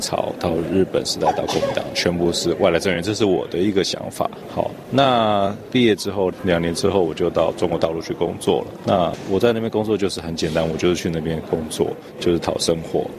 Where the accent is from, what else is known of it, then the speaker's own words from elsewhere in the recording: Taipei, Taiwan; moved away as an adult; also born or lived in mainland China; 我在台北市土生土长，大部分我在台北土生土长的这些朋友